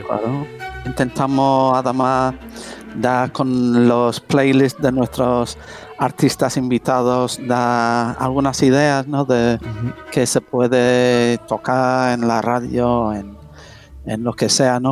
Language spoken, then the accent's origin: Spanish; England, United Kingdom; now in Spain; yo siendo medio, medio inglés